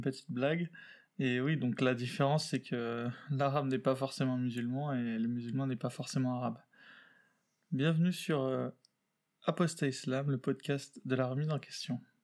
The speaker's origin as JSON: {"language": "French", "town": "Paris", "region": "Île-de-France", "country": "France", "tie": "born or raised there", "said": "je suis né euh, en France, à Paris"}